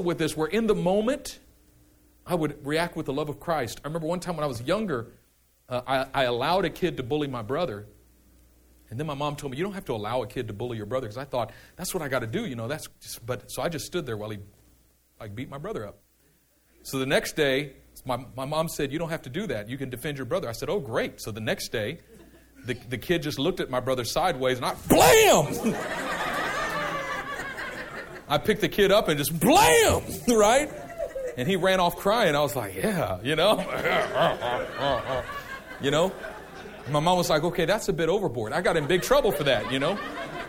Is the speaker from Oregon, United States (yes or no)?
no; Oakland, California, United States; I'm from East Oakland.